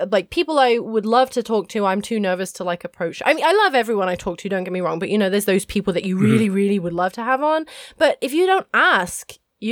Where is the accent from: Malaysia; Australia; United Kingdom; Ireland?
United Kingdom; England; moved away as an adult; also born or lived in Cornwall / South Korea / Ho Chi Minh City, Vietnam; I had never left my hometown in England.